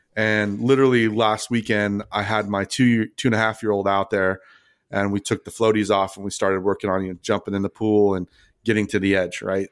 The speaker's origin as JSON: {"language": "English", "country": "Philippines", "moved": "yes", "lives_now": "Malaysia", "said": "I'm Filipino"}